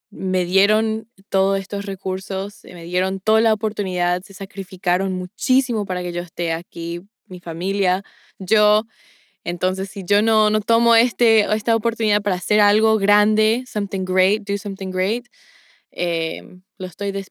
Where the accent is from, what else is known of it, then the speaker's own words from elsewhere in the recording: Paraguay; Es con mucho orgullo que digo que soy paraguaya, un sentimiento perpetuo que se puede comparar a lo que sentimos cuando juega nuestro equipo en la Copa Mundial.